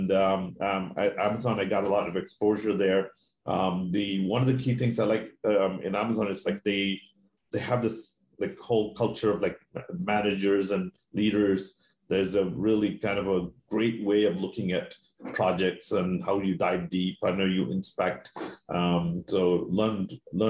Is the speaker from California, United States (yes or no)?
no; Maine, United States; moved away as an adult; also born or lived in Seattle; I grew up in Maine.